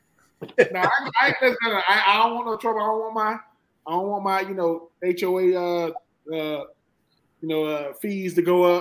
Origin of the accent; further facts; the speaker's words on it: Swainsboro, Georgia, United States; moved away as an adult; I'm from Georgia. What point? I'm from Swainsboro, Georgia